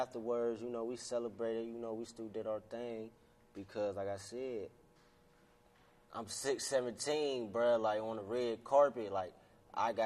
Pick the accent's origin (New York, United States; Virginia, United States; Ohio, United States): Ohio, United States; Warren; also born or lived in Pennsylvania; I was born in Ohio, Warren, on the east side